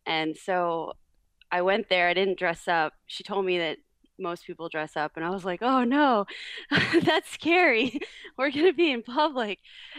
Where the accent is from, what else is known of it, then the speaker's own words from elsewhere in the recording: Florida, United States; also born or lived in New York; I was actually born in New York. I'm from New York, I like to say, which I prefer to say because being from Florida is not as fun. but I moved to Florida when I was around six. And I lived all over Florida.